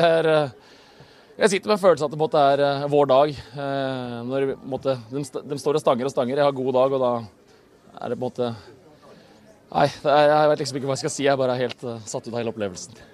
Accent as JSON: {"language": "Norwegian", "town": "Bærum", "region": "Akershus", "country": "Norway", "moved": "yes", "said": "jeg er fra Bærum"}